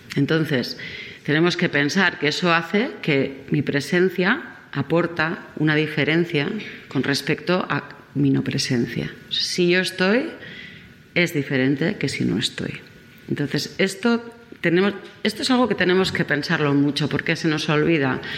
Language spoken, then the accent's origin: Spanish; Basque Country, Spain; soy vasca